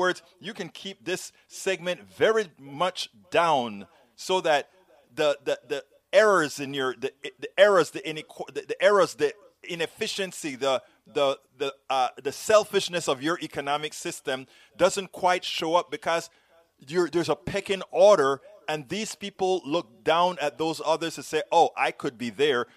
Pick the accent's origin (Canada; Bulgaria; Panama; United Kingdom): Panama; now in United States; I'm from Panama